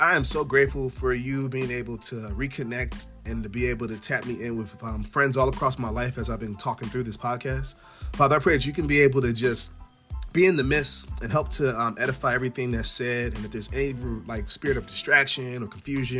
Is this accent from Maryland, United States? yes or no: yes; Prince George's County, Maryland, United States; I was growing up in Prince George's County, Maryland